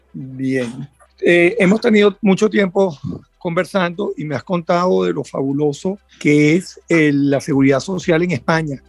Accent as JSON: {"language": "Spanish", "country": "Venezuela", "moved": "yes", "said": "los que venimos de Venezuela"}